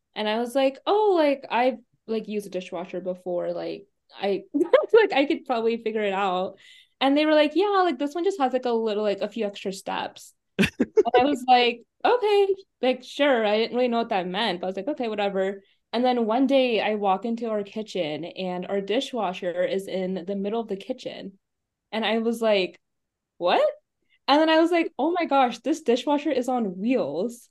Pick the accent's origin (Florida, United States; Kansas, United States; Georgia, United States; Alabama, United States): Kansas, United States; Overland Park; moved away; also born or lived in Des Moines, Iowa; I'm from Overland Park, Kansas